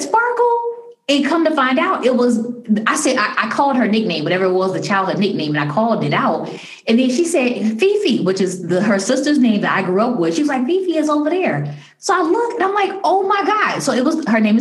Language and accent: English; Chicago, Illinois, United States; now in DMV area, United States; a friend that I grew up with in Chicago. We lived on the same block. We were young kids together in, you know, grade school